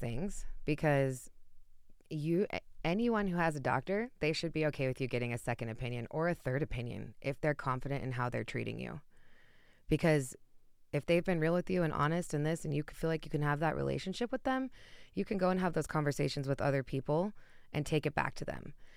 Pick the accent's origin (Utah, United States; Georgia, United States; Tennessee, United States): Utah, United States; moved away as an adult; now in Colorado, United States; I'm still close to home. I'm from Utah, so I'm about an hour and a half away flight.